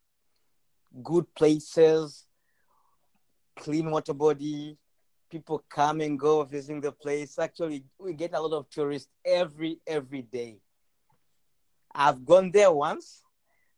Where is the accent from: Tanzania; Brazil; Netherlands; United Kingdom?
Tanzania; Dar es Salaam; moved away as an adult; also born or lived in Mwanza, Tanzania; now in Ningbo, China; I'm a Tanzanian. I'm from Tanzania, eastern part of Africa.